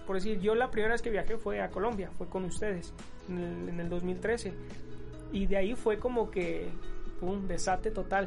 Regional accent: Mexico

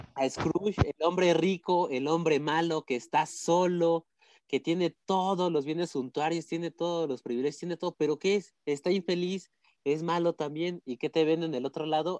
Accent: Mexico City, Mexico; Yo, ya sí soy de Azcapotzalco toda la vida de aquí.

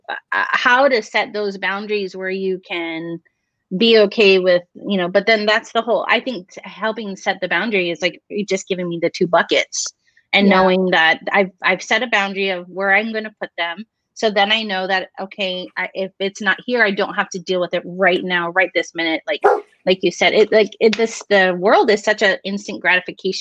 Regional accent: Hawaii, United States; moved away; So I'm Hawaiian, but my therapist back in Hawaii, he incorporated a lot of our culture into our therapy sessions.

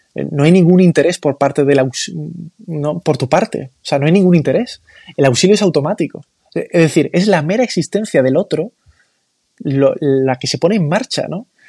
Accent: Málaga, Andalusia, Spain; yo soy de Málaga capital

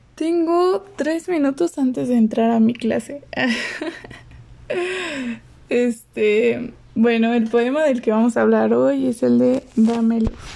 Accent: State of Mexico, Mexico; Tengo 22 años y soy del, Estado de México.

